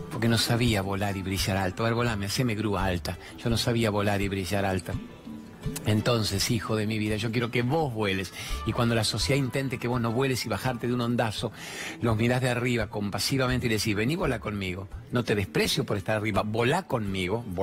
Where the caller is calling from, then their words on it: General Roca, Río Negro, Argentina; de General Roca, Río Negro, y quiero hacerte una pregunta.